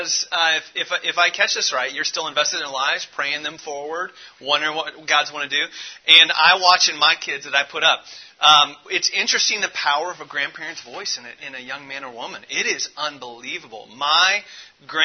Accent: Indianapolis, Indiana, United States; I grew up off 3318 West 22nd Street in between 10th and 16th Street in the Inner City Project

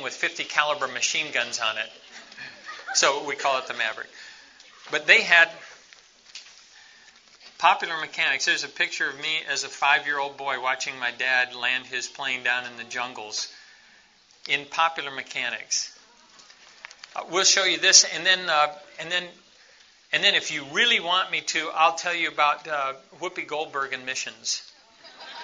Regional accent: Quito, Pichincha, Ecuador; moved away

